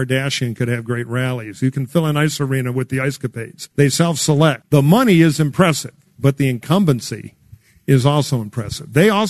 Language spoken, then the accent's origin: English; Michigan, United States; moved away; He's negative 20 in my home state of Michigan